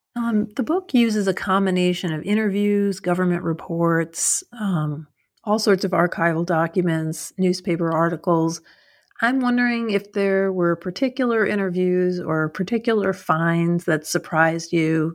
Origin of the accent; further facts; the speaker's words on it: New York, United States; moved away; I'm originally from New York, but I wasn't in New York when Bloomberg was mayor